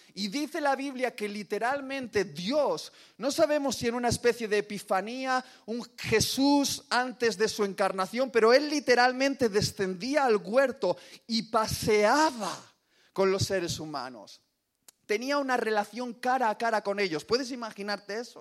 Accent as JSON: {"language": "Spanish", "region": "Basque Country", "country": "Spain", "said": "orgulloso como buen vasco"}